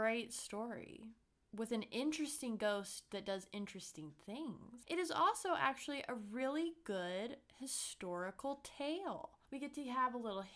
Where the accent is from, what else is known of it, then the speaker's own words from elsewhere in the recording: Brown County, Indiana, United States; from my small hometown, Brown County, in Indiana